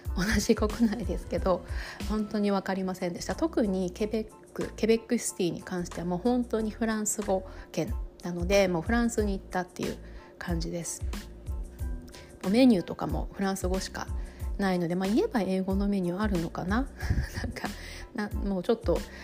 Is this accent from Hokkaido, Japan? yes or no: yes; Sapporo, Hokkaido, Japan; moved away as an adult; also born or lived in Toronto, Canada; now in New York, United States; 私はもうずっとあの札幌出身ですし